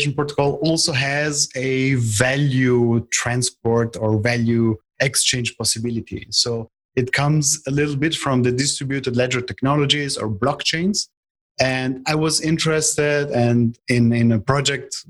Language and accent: English; Italy; I am from Italy.